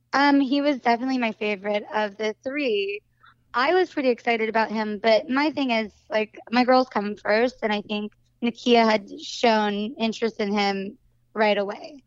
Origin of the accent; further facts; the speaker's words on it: Santa Cruz, California, United States; moved away; also born or lived in Los Angeles; I grew up in Santa Cruz, California, which is, like, a hippie surf town.